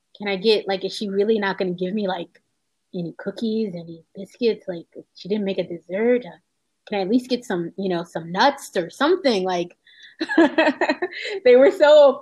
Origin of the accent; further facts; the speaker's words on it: United States; also born or lived in Dammam, Saudi Arabia / Khobar, Saudi Arabia; in Philadelphia, there's a Muslim community, a Black American Muslim community is very large and very very old. And one of the things that makes it unique is that although we're American